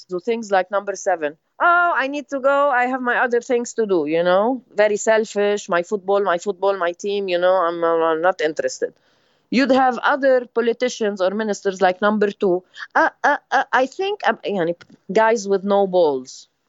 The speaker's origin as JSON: {"language": "English", "country": "Lebanon"}